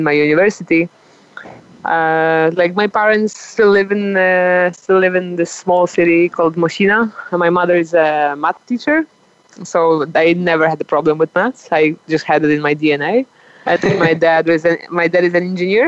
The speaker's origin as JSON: {"language": "English", "area": "20 km south of Poznań", "region": "Greater Poland", "country": "Poland", "tie": "born or raised there", "second_language": "English", "moved": "as an adult", "lives_now": "Colombia", "said": "my hometown is 20 kilometers on the south of that city, and where this is where my parents live"}